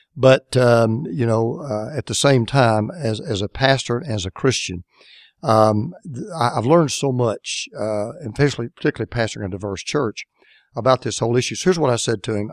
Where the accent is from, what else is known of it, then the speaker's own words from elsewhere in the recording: Deep South, United States; I grew up in the Deep South